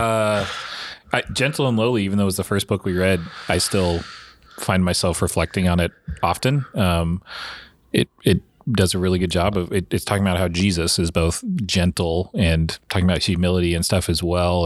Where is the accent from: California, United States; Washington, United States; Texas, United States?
Washington, United States; I grew up in Washington